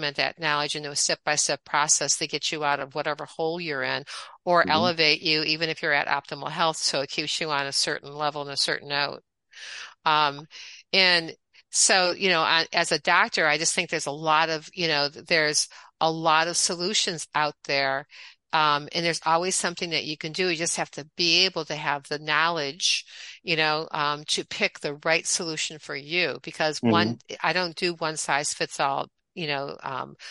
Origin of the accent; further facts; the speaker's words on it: Michigan, United States; moved away as an adult; also born or lived in Atlanta, Georgia / Cape Cod, Massachusetts / Miami, Florida; I am from the Midwest, originally from Michigan. I was born, raised, schooled for undergraduate